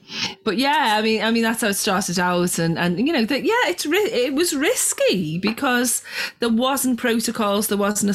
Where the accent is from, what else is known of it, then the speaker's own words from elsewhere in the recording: Liverpool, North West England, United Kingdom; when I grew up in Liverpool, not a lot going on